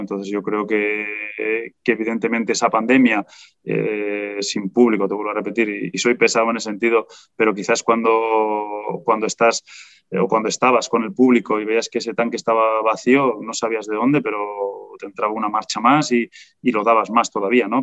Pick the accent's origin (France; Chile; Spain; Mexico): Spain; siendo español